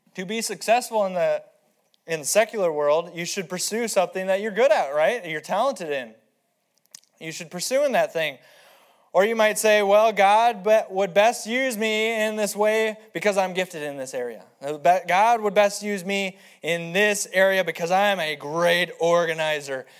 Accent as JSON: {"language": "English", "town": "Aberdeen", "region": "South Dakota", "country": "United States", "said": "I'm from Aberdeen and the land of the flat, flat and the home of the plains, the Great Plains, because it's greatly plain"}